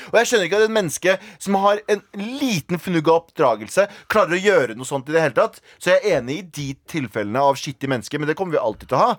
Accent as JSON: {"language": "Norwegian", "country": "Iraq", "moved": "yes", "lives_now": "Norway", "said": "jeg er fra Irak"}